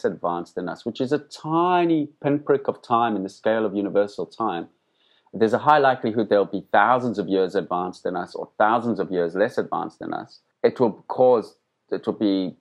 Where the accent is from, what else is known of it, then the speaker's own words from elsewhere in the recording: Johannesburg, Gauteng, South Africa; I grew up in Johannesburg